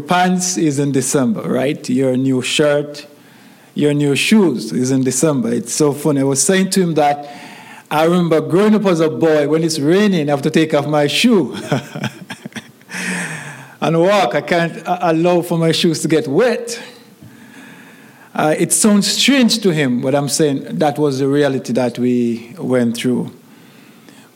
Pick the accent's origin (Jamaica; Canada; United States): Jamaica; moved away; growing up in Jamaica as a little boy.